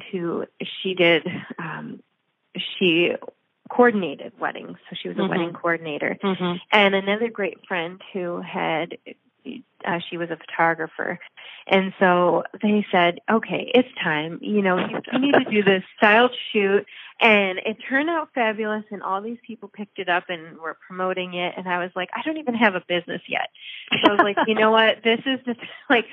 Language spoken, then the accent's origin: English; Ohio, United States; moved away; I'm from Ohio and I grew up on 10 acres